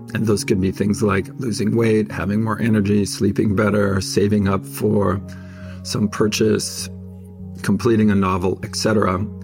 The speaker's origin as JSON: {"language": "English", "town": "Fresno", "region": "California", "country": "United States", "tie": "born or raised there", "said": "Growing up in Fresno as a Mormon, my parents were very, very faithful"}